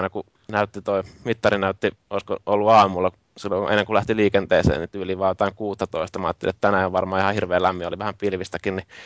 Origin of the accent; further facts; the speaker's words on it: Finland; sitten kysyi, että mistä, mistä te olette, tai mistä te olette niin kuin ne, niin Suomesta.